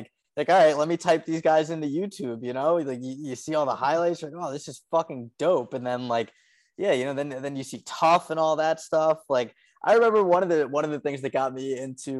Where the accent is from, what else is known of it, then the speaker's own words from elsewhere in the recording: Port Washington, New York, United States; also born or lived in Glen Cove, New York; I grew up in Port Washington out here